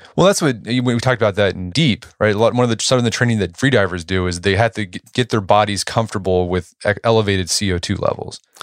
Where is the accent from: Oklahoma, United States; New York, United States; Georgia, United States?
Oklahoma, United States; Tulsa; my hometown, Tulsa